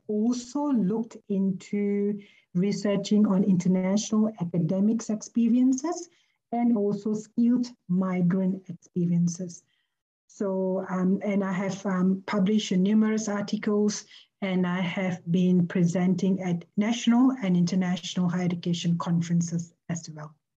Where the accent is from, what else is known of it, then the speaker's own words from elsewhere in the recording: Malaysia; moved away as an adult; now in Melbourne, Australia; I am a Malaysian. I'm an international academic residing and working in, in Melbourne, Australia.